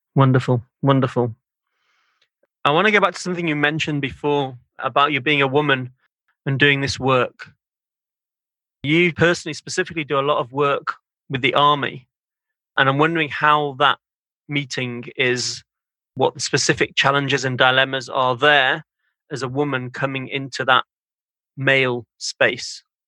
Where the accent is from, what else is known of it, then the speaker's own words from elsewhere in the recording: Manchester, North West England, United Kingdom; I grew up in Manchester in the north of England